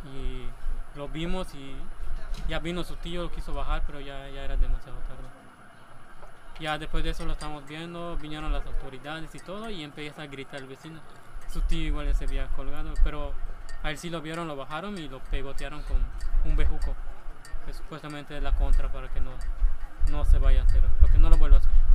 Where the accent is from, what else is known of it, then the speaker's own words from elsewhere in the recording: Hacienda Chuncaná, Yucatán, Mexico; now in Homún, Mexico; soy de la hacienda de Chuncaná